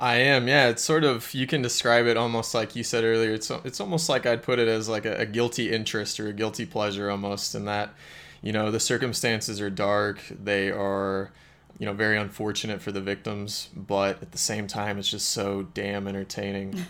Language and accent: English; Springfield, Missouri, United States; my hometown in Springfield, Missouri